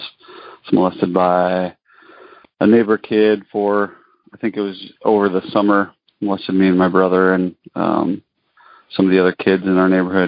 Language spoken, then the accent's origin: English; northern Colorado, United States; now in Alaska, United States; northern Colorado in a northern northern town